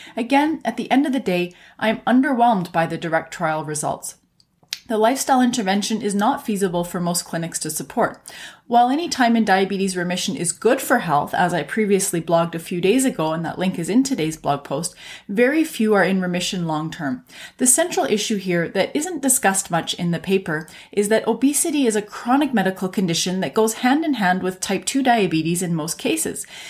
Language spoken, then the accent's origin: English; Canada; I'm a Canadian physician